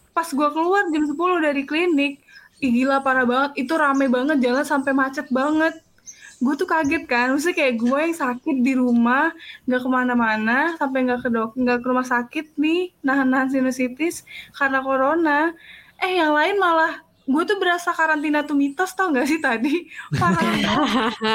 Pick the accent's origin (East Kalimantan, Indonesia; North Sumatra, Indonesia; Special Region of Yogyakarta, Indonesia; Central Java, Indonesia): Special Region of Yogyakarta, Indonesia; Yogyakarta; gua orang Jog, gua aslinya Jogja. Cuman gua udah nggak mudik